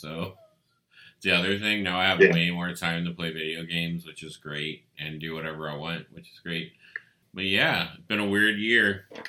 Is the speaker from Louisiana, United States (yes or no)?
yes; Estherwood, Louisiana, United States; moved away as an adult; now in Houston, United States; I've gotten away from my hometown of Estherwood, and and that I'm a big city boy now. Even though I live north of the city, I'm still in the city limits